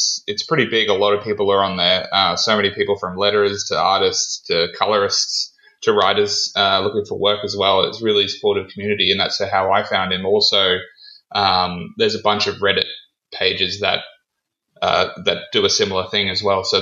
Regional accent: Australia; I'm 26 years old and I'm from Australia.

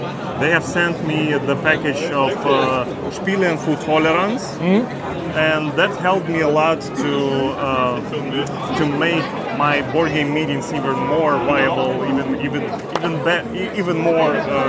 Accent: Kharkiv, Kharkiv Oblast, Ukraine; English is a second language; moved away as an adult; now in Kremenchuk, Ukraine; I am from Kharkiv, Ukraine. It is one of the eastern regions that is bordering with Russia, with Belgorod. I am basically a refugee

